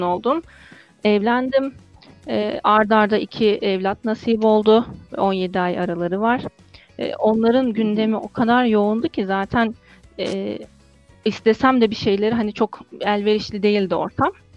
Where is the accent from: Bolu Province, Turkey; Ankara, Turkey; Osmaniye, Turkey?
Osmaniye, Turkey; moved away as an adult; also born or lived in Istanbul / Bursa / Konya; 1985 Osmaniye doğumluyum. E, lise bitene kadar ortalama Osmaniye'de kaldım diyebilirim.